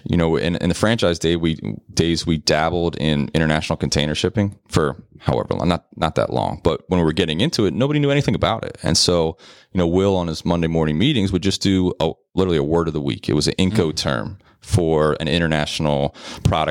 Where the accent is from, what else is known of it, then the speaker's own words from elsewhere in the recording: Philadelphia, Pennsylvania, United States; accent: Philly; my Philly accent